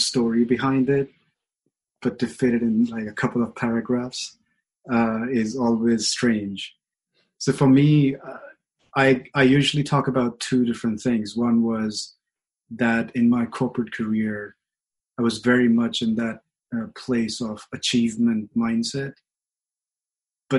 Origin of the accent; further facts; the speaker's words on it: India; moved away; I grew up in India with a very conventional idea of relationship